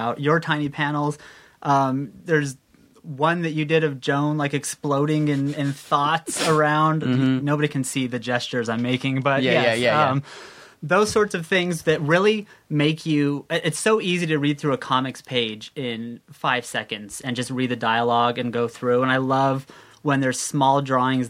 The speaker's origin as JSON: {"language": "English", "town": "San Jacinto", "region": "California", "country": "United States", "tie": "born or raised there", "said": "my hometown, which is San Jacinto, California"}